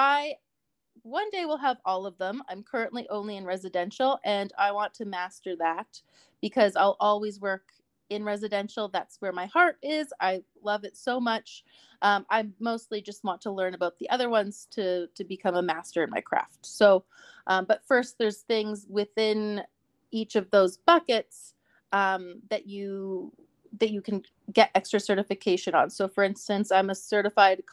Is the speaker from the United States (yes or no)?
no; Canada; also born or lived in Calgary, Alberta; as a Canadian citizen